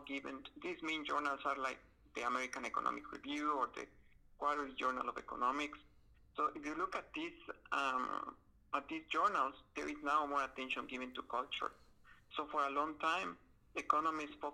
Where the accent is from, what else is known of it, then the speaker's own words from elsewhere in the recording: Guatemala; moved away; I am from, I was born in Guatemala in Central America.